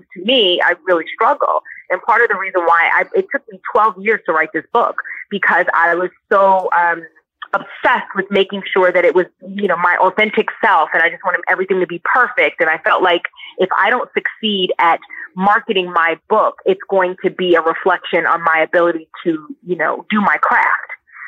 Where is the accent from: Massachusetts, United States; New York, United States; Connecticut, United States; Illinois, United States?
New York, United States; Brooklyn; Well, I am from Brooklyn, New York.